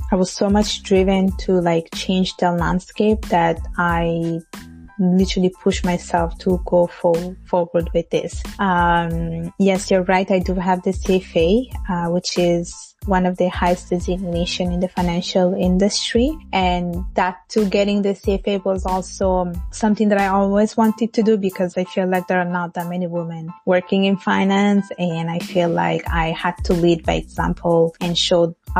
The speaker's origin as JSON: {"language": "English", "country": "Italy", "tie": "born or raised there", "moved": "yes", "lives_now": "Montreal, Canada", "said": "I was born and raised in Italy and my parents are from Bangladesh"}